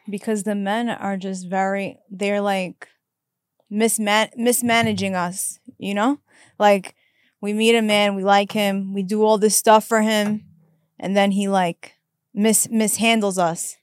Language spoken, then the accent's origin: English; New York, United States; moved away; I'm from New York.